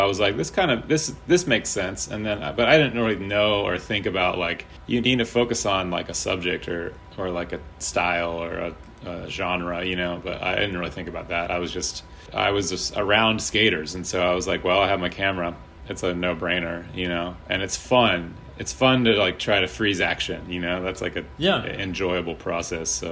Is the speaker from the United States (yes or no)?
yes; Charlottesville, Virginia, United States; also born or lived in Philadelphia / New York; now in Richmond, United States; going back to my hometown